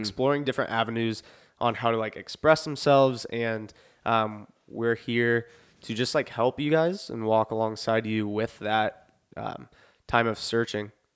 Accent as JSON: {"language": "English", "town": "Lafayette", "region": "Indiana", "country": "United States", "tie": "born or raised there", "said": "I was born in Lafayette"}